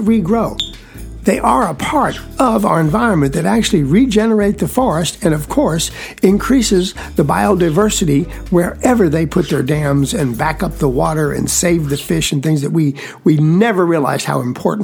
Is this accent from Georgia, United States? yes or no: yes; edges of the Okefenokee Swamp, South Georgia, United States; I was raised in South Georgia, extreme South Georgia, on the edges of the Okefenokee Swamp